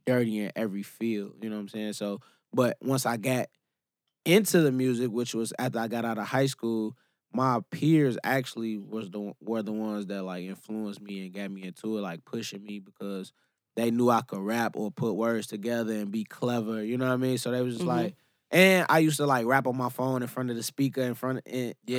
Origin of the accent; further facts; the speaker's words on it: Chicago, Illinois, United States; I'm from the South Side. I'm from the Hunnets, Morgan Park area. I'm from the jungle